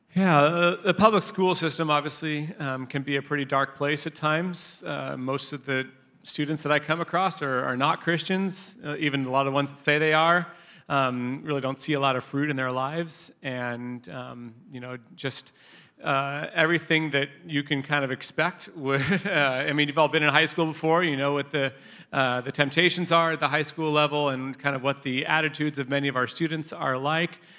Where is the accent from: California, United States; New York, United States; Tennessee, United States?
California, United States; Long Beach; also born or lived in Inglewood / Orange County; I was born in Inglewood and then grew up in Long Beach, uh, where I spent most of my childhood